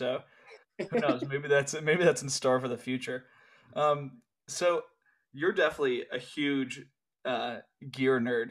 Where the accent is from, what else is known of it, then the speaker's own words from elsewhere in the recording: East Coast, United States; moved away; I grew up on the East Coast, and I only ever rode on the East Coast until like college